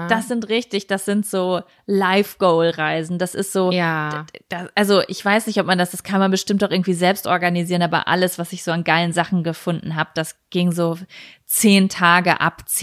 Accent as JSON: {"language": "German", "town": "Lübeck", "region": "Schleswig-Holstein", "country": "Germany", "tie": "born or raised there", "said": "in Lübecker. Aha. meiner Heimatstadt, wo ich gerade bin."}